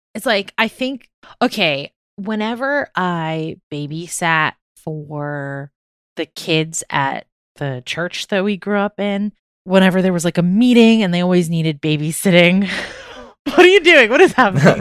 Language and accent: English; Maryland, United States; Growing up in Maryland